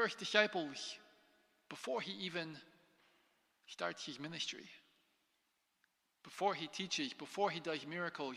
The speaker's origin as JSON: {"language": "English", "country": "United States", "moved": "as an adult", "said": "I'm an American."}